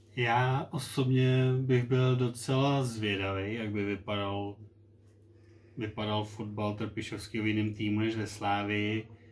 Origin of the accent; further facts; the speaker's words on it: Plzeň, Plzeň Region, Czechia; jsme oba z Plzně